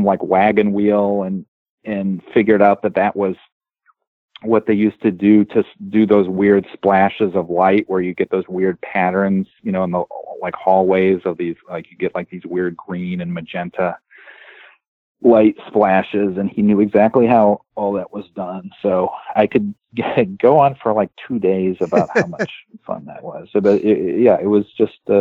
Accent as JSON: {"language": "English", "region": "Ohio", "country": "United States", "said": "I'm from Ohio"}